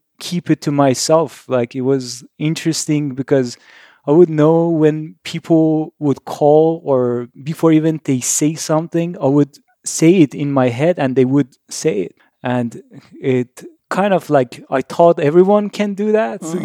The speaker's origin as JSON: {"language": "English", "town": "Tehran", "region": "Tehran Province", "country": "Iran", "tie": "born or raised there", "said": "I was born in Iran, Tehran, middle of Iran-Iraq war"}